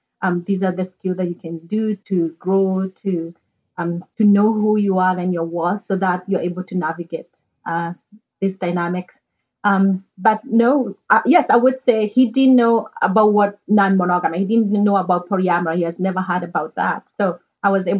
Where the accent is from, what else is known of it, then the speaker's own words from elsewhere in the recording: Kenya; moved away; back in Kenya, I'm from Kenya originally.